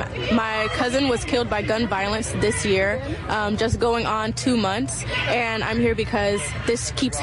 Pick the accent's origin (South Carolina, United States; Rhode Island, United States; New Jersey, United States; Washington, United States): South Carolina, United States; I'm from South Carolina, so I traveled a long way to be here